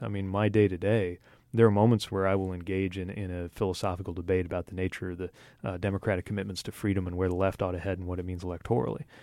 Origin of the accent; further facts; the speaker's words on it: Indiana, United States; people in my home state, i, uh, of Indiana